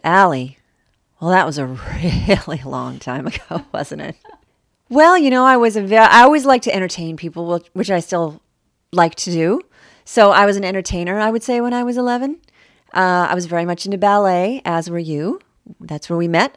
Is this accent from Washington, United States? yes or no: yes; Seattle, Washington, United States; now in Los Angeles, United States; I grew up in Seattle, which was a very, you know, very different place than the L A my kids are growing up in now